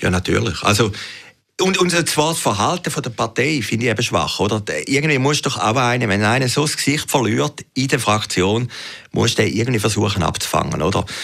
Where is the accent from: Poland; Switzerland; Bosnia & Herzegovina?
Switzerland; Zurich; als Zürcher